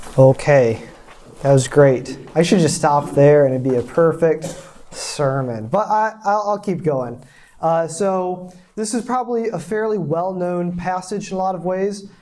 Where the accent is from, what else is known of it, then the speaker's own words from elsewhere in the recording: small town in Michigan, United States; moved away; also born or lived in South Korea; I'm, I'm from a small town, 1,500 people. That's the town. The first apartment complex I lived in in Korea had more people than my hometown